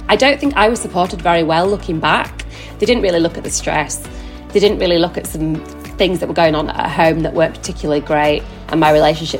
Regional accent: Yorkshire and the Humber, United Kingdom; now in London, United Kingdom; I'm 37 years old. I live in London with my husband. I'm originally from West Yorkshire.

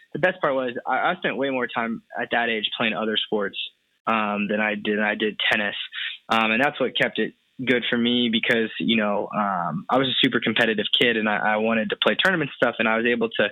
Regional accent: Bloomington, Indiana, United States; I'm from Bloomington, Indiana, which is where Indiana University is, pretty small town about an hour south of Indianapolis

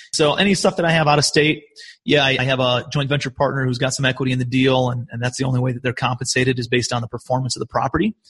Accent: Cleveland, Ohio, United States; moved away as an adult; also born or lived in New York; I'm from Cleveland, Ohio originally

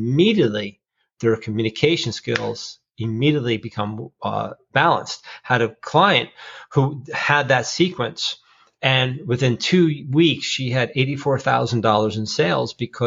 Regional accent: New Jersey, United States; I'm from Jersey

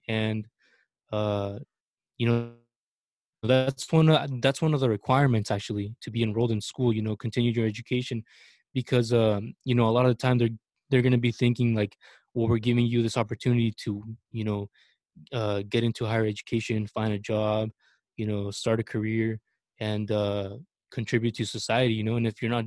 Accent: Mexico; now in United States; as much as I love my country, as much as I love Mexico and I'm prideful of it

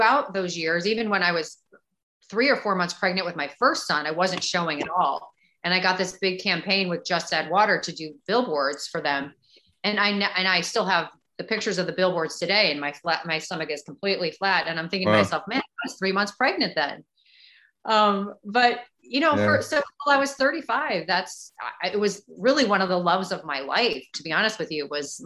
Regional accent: St. Louis, Missouri, United States; moved away as an adult; also born or lived in Chicago / Dallas; I grew up in St. Louis. Born in Chicago, but grew up in St. Louis

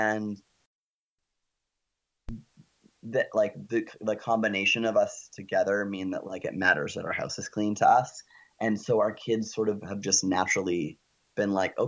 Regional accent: Canada; we're Canadian

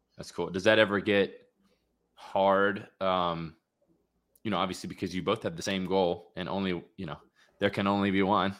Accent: Florida, United States; home base for me is Jacksonville Beach, mm-hmm. and I'm born and raised in Florida

